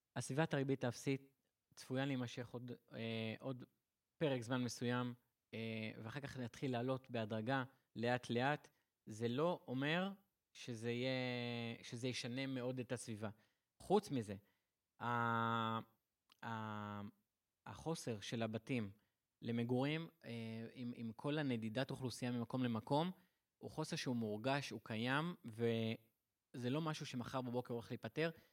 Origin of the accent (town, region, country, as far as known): Israel